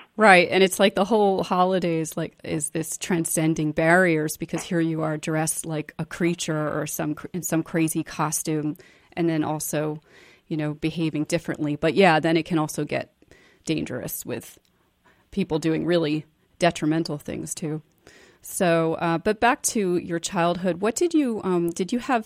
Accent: New York City, New York, United States; moved away as an adult; also born or lived in Boston; that was a very different experience for me growing up in New York City

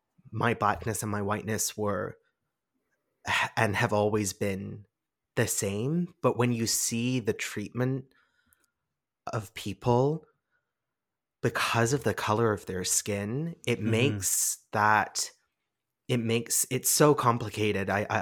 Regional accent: England, United Kingdom; being English, yeah, my accent's a bit funny and all over the place.

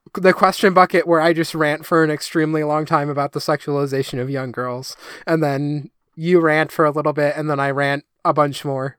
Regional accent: United States; as an American

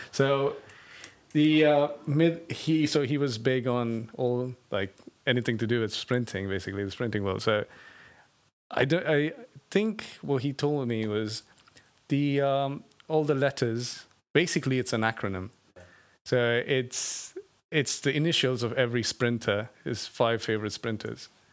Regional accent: Bangalore, Karnataka, India; I come from India, um, a city called Bangalore in the south of India.

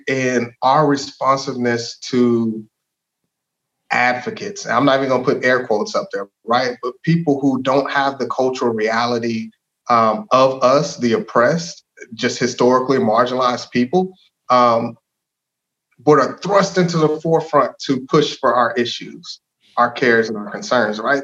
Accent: DeSoto, Texas, United States; also born or lived in Hutchins, Texas / Arizona; I grew up in DeSoto. DeSoto's home, man. My parents moved there in like '94, and so for for most of my life, that's that's been where I've been.

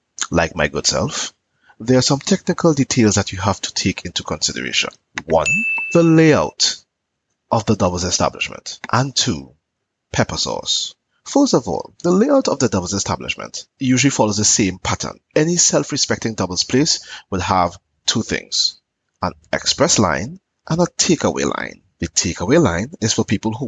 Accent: San Juan, San Juan–Laventille, Trinidad & Tobago; I am from San Juan

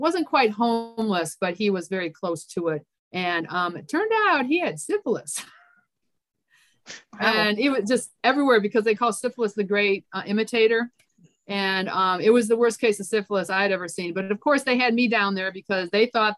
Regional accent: Michigan, United States; moved away as an adult; also born or lived in Memphis / North Carolina / Texas / Florida; now in Georgia, United States; I grew up in Michigan.

